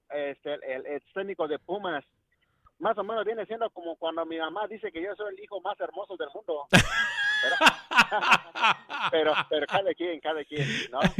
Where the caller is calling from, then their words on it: Chicago, Illinois, United States; de Chicago, muchachos.